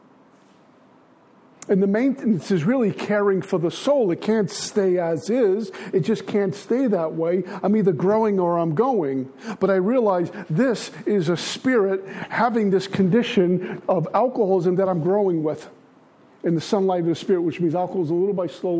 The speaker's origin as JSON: {"language": "English", "town": "New York City", "region": "New York", "country": "United States", "tie": "born or raised there", "said": "I grew up in Brooklyn."}